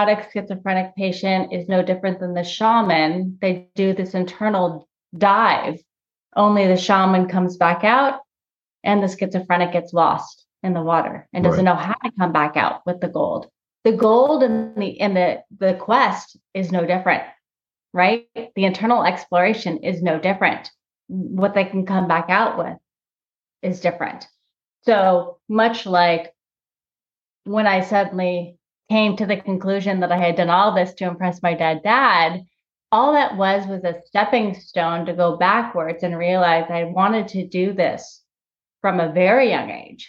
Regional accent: Los Angeles, California, United States; when I was a kid, I grew up in Los Angeles

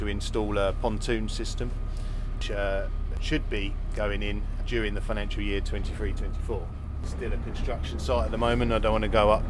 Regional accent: Dymchurch, South East England, United Kingdom; also born or lived in Rye; I was born and raised in Dymchurch.

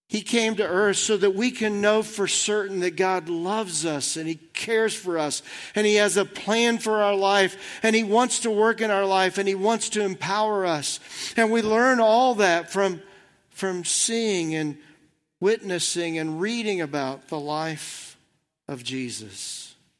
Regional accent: Southern Indiana, United States; I've been a Reds fan my whole life growing up in Southern Indiana

